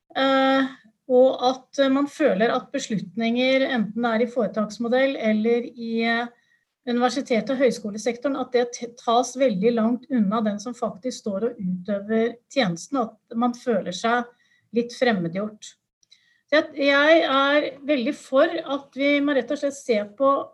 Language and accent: Norwegian; Buskerud, Norway; jeg kom fra Buskerud